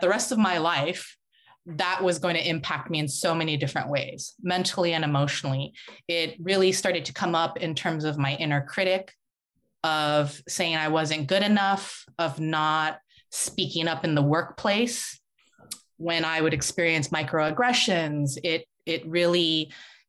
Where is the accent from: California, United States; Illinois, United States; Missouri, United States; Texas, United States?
California, United States; San Francisco; I was born and raised in San Francisco.